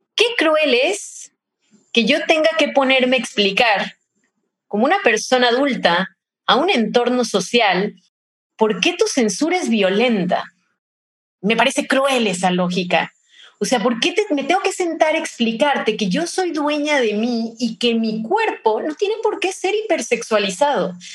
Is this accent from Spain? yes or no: no; Mexico; soy de México y acá tenemos una diversidad culinaria increíble